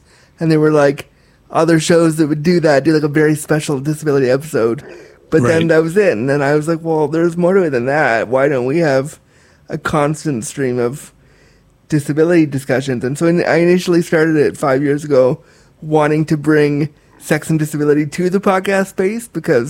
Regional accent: Orange County, California, United States; born there; I was born in California, in the OC.

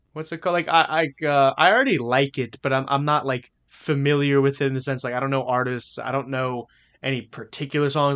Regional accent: Louisiana, United States; we're from Louisiana

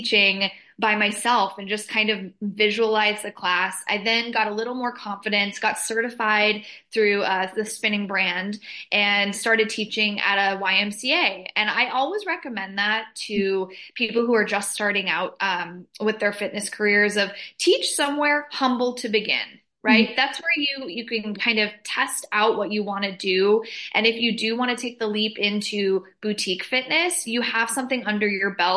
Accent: Southern California, United States; now in Los Angeles, United States; Born and raised in Southern California

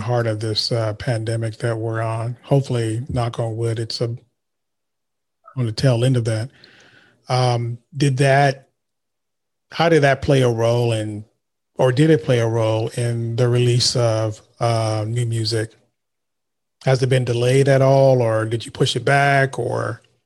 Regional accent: Vallejo, California, United States; I'm from Vallejo

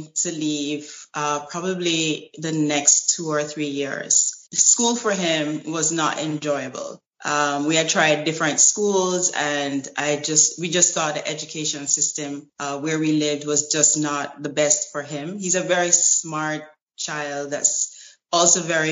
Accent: Jamaica; also born or lived in United States; now in Italy; I'm from Jamaica, and whenever I can, I fly back home.

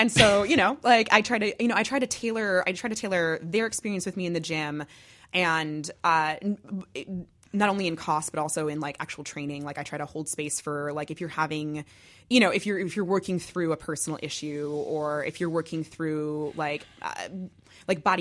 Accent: New Jersey, United States; it's because I'm from Jersey.

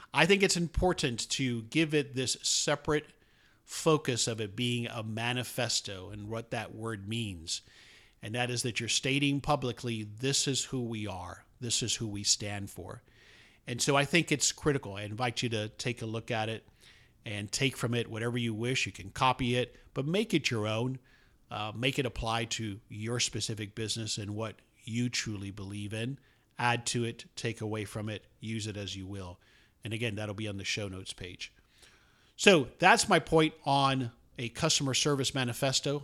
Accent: Miami, Florida, United States; moved away as an adult; now in Dallas, United States; I grew up in South Florida, although I've been in the Dallas area since nineteen eighty-nine, uh, but most of my childhood and early adulthood was spent in Miami

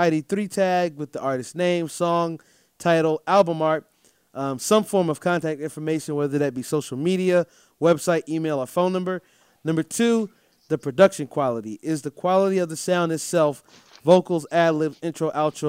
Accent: Durham, North Carolina, United States; from right here in North Carolina, my hometown, by the way, Durham, North Carolina

